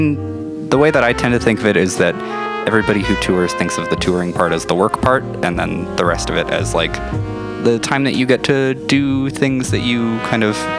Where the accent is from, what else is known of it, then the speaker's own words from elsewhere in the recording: Saskatchewan, Canada; I'm from Saskatchewan.